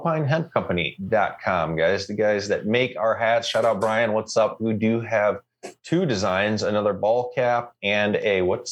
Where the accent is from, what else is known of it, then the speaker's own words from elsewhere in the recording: United States; now in Canada; I'm American. Where's the DMV? Anyway, I'm also Canadian.